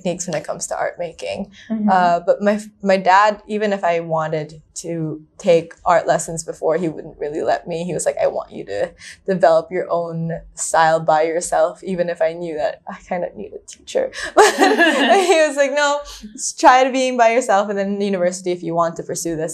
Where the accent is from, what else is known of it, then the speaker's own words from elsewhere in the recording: Manila, Metro Manila, Philippines; moved away as an adult; now in Hong Kong; So I'm from Manila. So I grew up in the Philippines, spent my whole life there